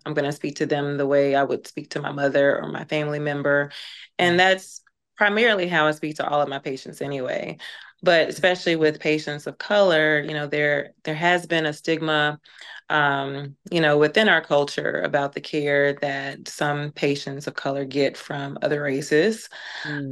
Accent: Birmingham, Alabama, United States; moved away as an adult; also born or lived in Tennessee / New York / Georgia; growing up in the South, born and raised in Alabama

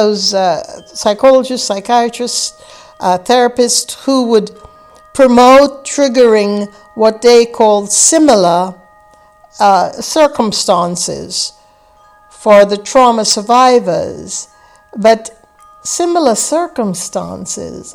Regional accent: Guyana; I grew up in the British West Indies in a place called British Guiana in South America, in a village that had less than 500 inhabitants

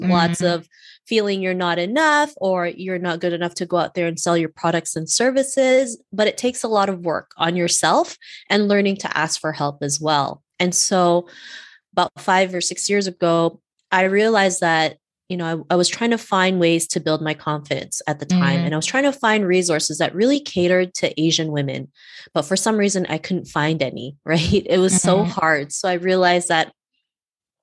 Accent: Canada; also born or lived in Cebu City, Philippines; born in Cebu City, Philippines, and moved to Canada when I was 7

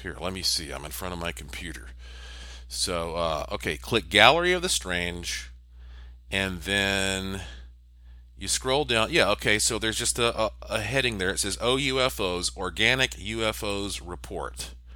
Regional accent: Asheville, North Carolina, United States; I was born and raised in Asheville, North Carolina.

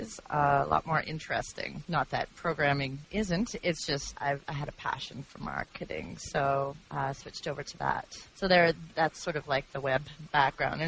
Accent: Canada; moved away as an adult; also born or lived in Toronto, Canada / Calgary, Canada; now in United States; I am originally from Canada. I just recently came from Toronto. Previous to that, I was in Calgary.

